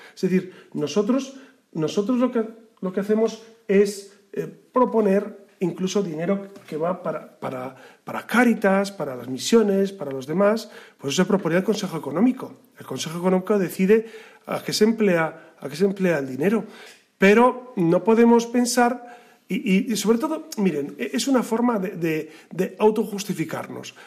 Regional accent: Castile, Spain; yo soy castellano

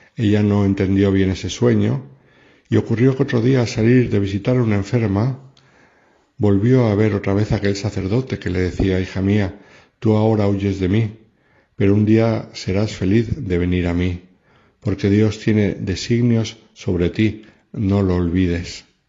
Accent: Madrid, Community of Madrid, Spain; nací en el Hospital de la Milagrosa de Madrid y fui bautizado en el santuario de la Medalla Milagrosa

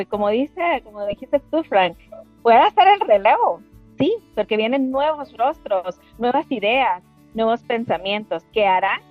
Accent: Guatemala; fuimos las dos primeras que llegamos de Guatemala

